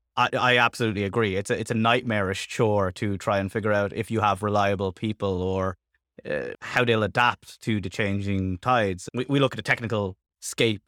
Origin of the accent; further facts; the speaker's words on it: Ireland; I'm from Ireland